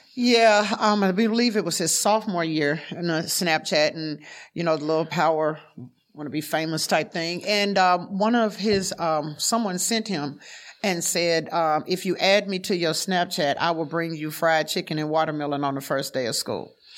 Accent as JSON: {"language": "English", "region": "the South", "country": "United States", "moved": "yes", "said": "I was from the South"}